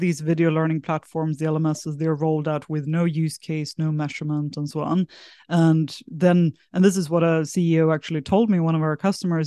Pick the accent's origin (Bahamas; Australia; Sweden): Sweden; south of Sweden; moved away as an adult; also born or lived in San Francisco; now in Singapore; I'm originally from Sweden, grew up in a small village in the south of Sweden, moved across to Singapore when I was eighteen